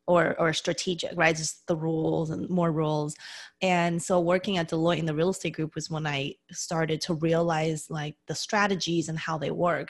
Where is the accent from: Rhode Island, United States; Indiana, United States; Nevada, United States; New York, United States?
Nevada, United States; Las Vegas; moved away as an adult; now in California, United States; I grew up in Las Vegas originally.